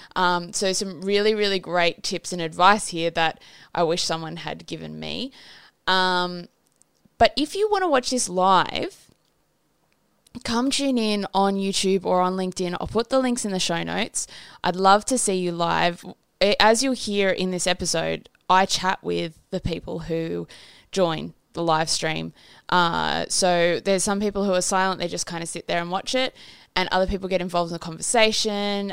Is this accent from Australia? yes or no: yes; Australia; I'm fucking Australian